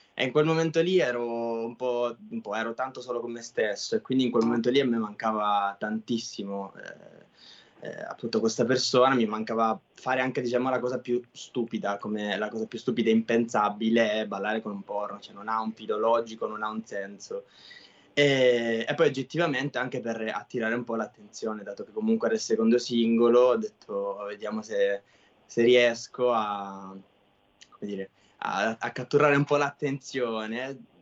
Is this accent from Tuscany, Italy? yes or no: no; Sicily, Italy; sono siciliano